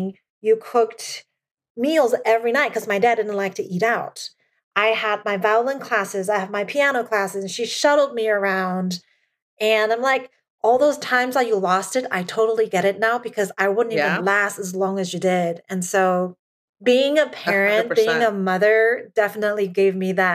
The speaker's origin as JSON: {"language": "English", "country": "Taiwan", "tie": "born or raised there", "moved": "yes", "lives_now": "United States", "said": "I was brought up in Asia and within my culture, I'm first generation. Like I still have a Taiwan passport. I'm a PR here. I don't have a US passport."}